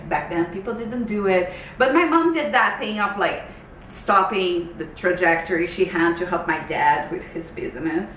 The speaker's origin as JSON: {"language": "English", "country": "Brazil", "tie": "born or raised there", "moved": "as an adult", "lives_now": "Canada", "said": "I'm originally from Brazil. So I moved to Canada in 2006."}